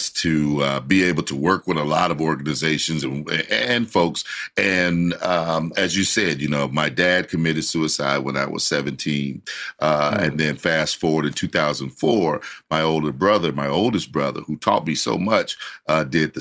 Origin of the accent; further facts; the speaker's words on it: Gary, Indiana, United States; I'm from Indiana next door